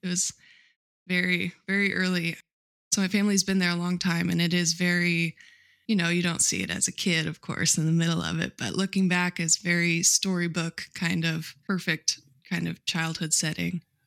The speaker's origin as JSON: {"language": "English", "region": "Midwest", "country": "United States", "tie": "born or raised there", "said": "I grew up in the Midwest on a cattle farm"}